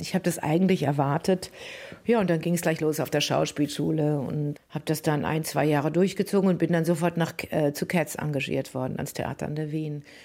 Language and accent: German; Germany; moved away as an adult; also born or lived in Paris; diesem Deutschland, in, den, in das ich hineingeboren